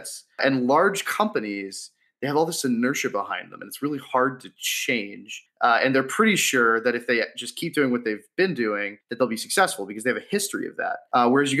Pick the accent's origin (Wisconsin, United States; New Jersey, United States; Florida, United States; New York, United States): Florida, United States; moved away as an adult; also born or lived in Boston, United States; I am originally from Florida, but I moved up to Boston for about 5 years to work at HubSpot.